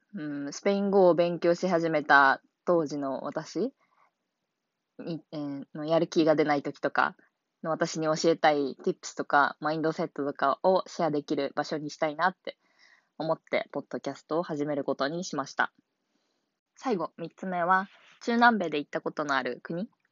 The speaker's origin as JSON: {"language": "Japanese", "region": "Hiroshima", "country": "Japan", "tie": "born or raised there", "said": "私は広島県の出身で"}